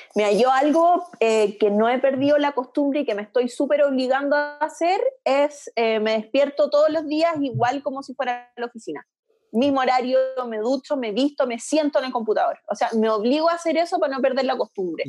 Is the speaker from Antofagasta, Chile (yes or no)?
yes; Antofagasta, Chile; also born or lived in United States; yo cuando volví a Antofa de Estados Unidos, de haber estado un año entero de intercambio